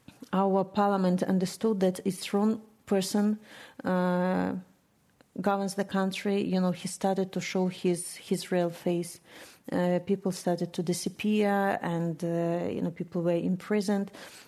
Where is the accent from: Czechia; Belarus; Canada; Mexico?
Belarus; English is a second language; I grew up in a very small city in Belarus.